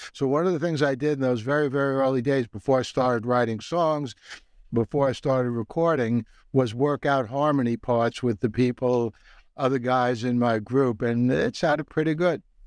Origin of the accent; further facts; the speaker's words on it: New York City, New York, United States; when I was growing up in the Bronx in the 1950s